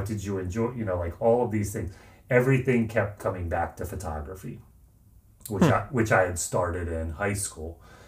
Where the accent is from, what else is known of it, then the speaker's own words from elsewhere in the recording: outside of Philadelphia, Pennsylvania, United States; I grew up outside of Philadelphia